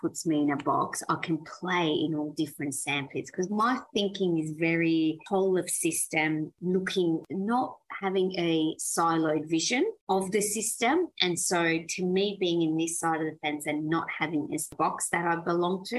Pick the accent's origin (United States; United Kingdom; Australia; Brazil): Australia; English is a second language; also born or lived in Iran; I was born in Iran and migrated to Australia when I was 9 years old